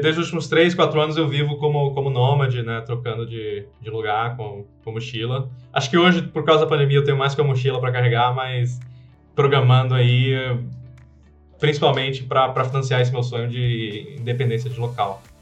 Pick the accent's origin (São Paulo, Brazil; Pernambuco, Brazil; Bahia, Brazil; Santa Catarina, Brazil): Pernambuco, Brazil; moved away as an adult; also born or lived in Italy; now in Bali, Indonesia; sou pernambucano, sou brasileiro